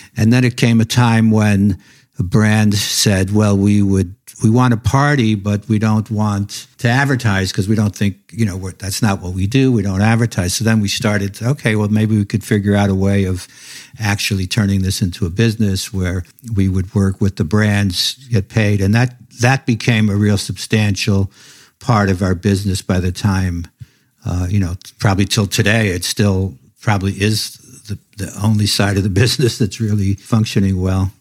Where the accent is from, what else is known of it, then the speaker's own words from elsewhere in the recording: New York City, New York, United States; I was a kid growing up in Brooklyn